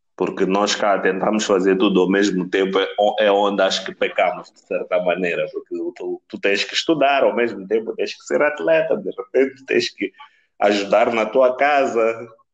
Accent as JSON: {"language": "Portuguese", "country": "Mozambique", "also_born_or_lived": "Pretoria", "moved": "yes", "said": "Sendo moçambicano"}